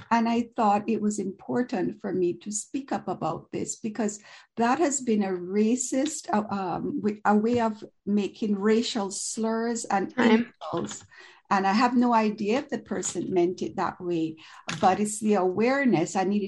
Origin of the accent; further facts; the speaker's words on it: Jamaica; now in Toronto, Canada; So I'm an immigrant from Jamaica in the West Indian Island, and I've been living in Canada for over 40 years.